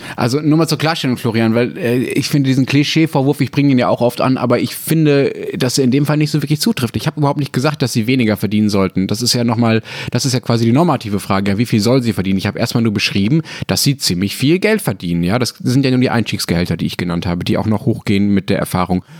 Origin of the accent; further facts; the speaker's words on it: Germany; bei uns in Deutschland